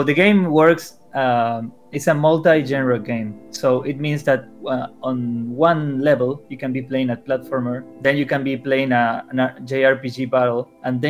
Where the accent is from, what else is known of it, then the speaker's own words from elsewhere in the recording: Argentina; I'm from Argentina